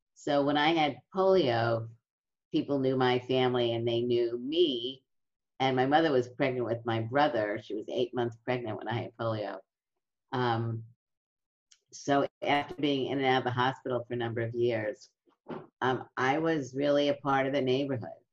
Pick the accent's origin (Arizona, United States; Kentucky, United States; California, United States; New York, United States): New York, United States; New York City; in my neighborhood, it was um, a middle class neighborhood in Brooklyn